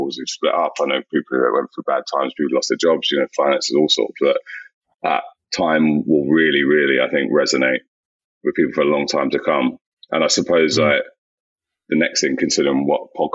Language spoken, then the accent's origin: English; London, United Kingdom; growing up in South London, the school I went to, was very multicultural